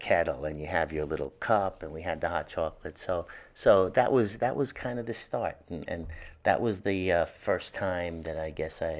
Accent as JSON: {"language": "English", "town": "New York City", "region": "New York", "country": "United States", "tie": "born or raised there", "said": "Growing up in Hell's Kitchen, we lived above the bakery, Poseidon Bakery."}